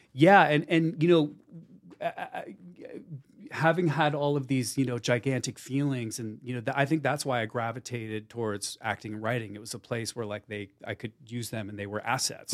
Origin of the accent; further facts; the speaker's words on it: Plainfield, New Jersey, United States; moved away; I grew up in Plainfield, New Jersey